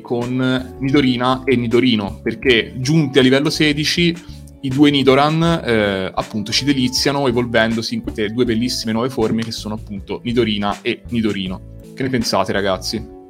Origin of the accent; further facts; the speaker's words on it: Tuscany, Italy; io in quanto toscano